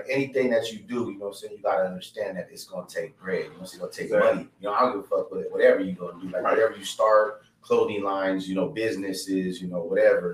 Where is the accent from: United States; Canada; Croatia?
United States; Yuma, Arizona; I was born in Yuma, Arizona, fam, you know what I'm saying, a little border town